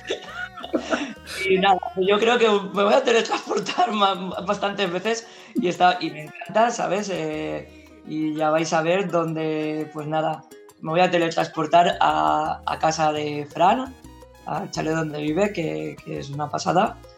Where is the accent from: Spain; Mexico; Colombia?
Spain; Valencian Community; como buenos valencianos en fallas